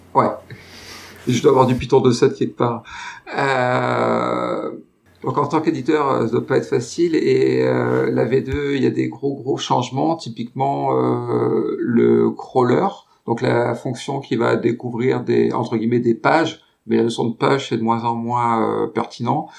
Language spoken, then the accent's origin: French; France; je suis français